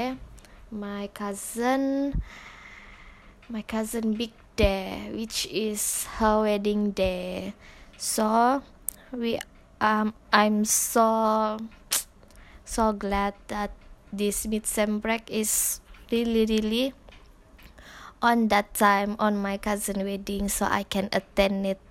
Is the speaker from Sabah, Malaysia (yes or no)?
yes; Sabah, Malaysia; English is a second language; moved away as an adult; now in Tanjung Malim, Malaysia; I'm from Sabah.